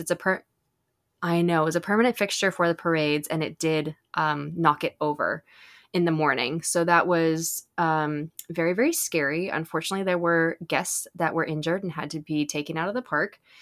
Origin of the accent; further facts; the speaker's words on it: Southern California, United States; I grew up in Southern California, I've been here since I was nine years old